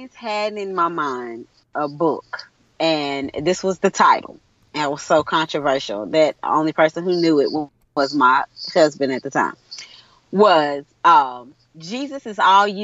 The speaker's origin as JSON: {"language": "English", "country": "United States", "accent": "country"}